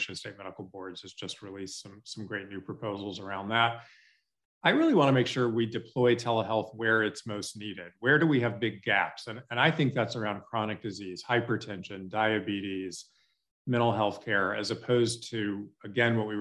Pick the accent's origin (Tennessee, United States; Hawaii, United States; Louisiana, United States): Louisiana, United States; Shreveport; I loved growing up in Shreveport